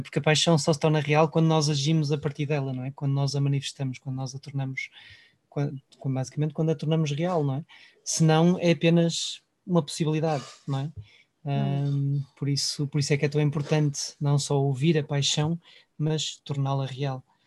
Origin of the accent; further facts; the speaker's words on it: Portugal; valorizamos entre nós enquanto portugueses